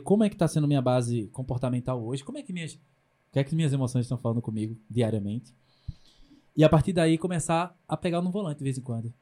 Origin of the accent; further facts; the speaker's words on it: Pernambuco, Brazil; eu sou do Nordeste do Brasil, mesmo as pessoas não entendendo o que, que é Pernambuco